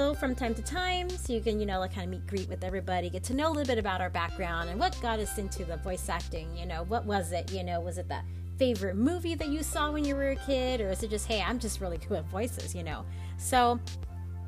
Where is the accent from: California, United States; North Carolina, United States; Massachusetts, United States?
California, United States; Southern; I'm from Southern California, so I'm very bubbly.